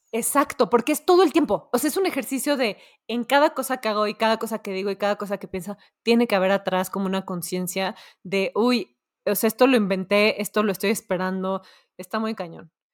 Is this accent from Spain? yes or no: no; Mexico